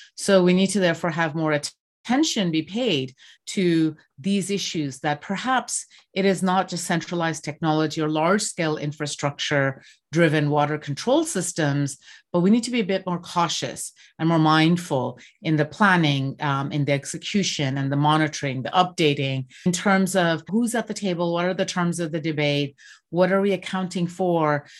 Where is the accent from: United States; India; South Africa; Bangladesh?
Bangladesh; moved away; I grew up in Bangladesh